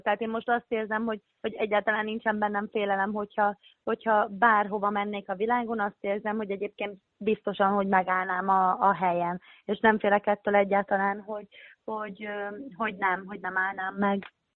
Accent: Hódmezővásárhely, Csongrád-Csanád, Hungary; moved away as an adult; ahol születtem, meg ahol felnőttem Szeged, Hordmezővásárhely Hódmezővásárhely része

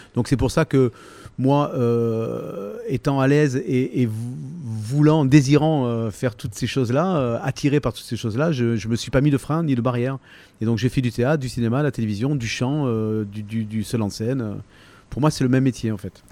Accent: Toulon, Provence-Alpes-Côte d'Azur, France; accent: varois; also born or lived in Lille / Sanary-sur-Mer / Six-Fours-les-Plages / Saint-Mandrier-sur-Mer; j'ai grandi à Toulon

